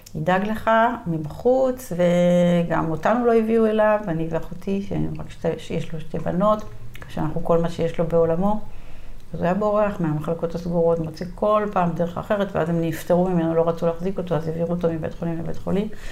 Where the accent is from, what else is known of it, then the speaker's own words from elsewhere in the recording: Gvat, Northern District, Israel; moved away as an adult; אני בת קיבוץ גבת בעמק ישראל